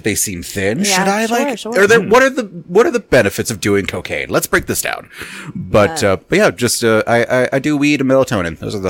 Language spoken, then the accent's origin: English; Virginia, United States; now in Albuquerque, United States; Originally from Virginia. Yeah. Moved out here.